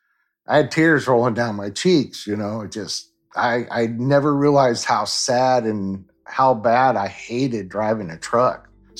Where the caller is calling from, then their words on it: Kansas City, Missouri, United States; Kansas City, Missouri, at my home.